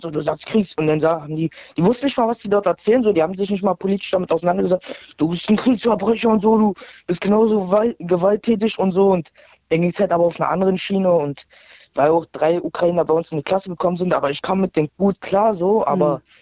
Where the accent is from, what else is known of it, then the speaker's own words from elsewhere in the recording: Brandenburg an der Havel, Brandenburg, Germany; ich bin 14 Jahre alt, ich komme aus Brandenburg an der Havel und ich bin halb Russe, halb Deutsch.